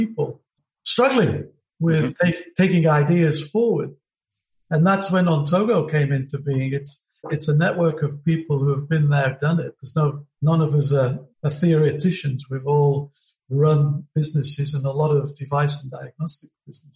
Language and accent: English; United Kingdom; now in Melbourne, Australia; as you can tell from my accent, I'm originally from Britain.